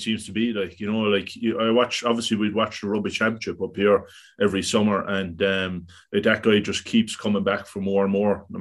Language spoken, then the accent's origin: English; Cork, Munster, Ireland; I'm from Cork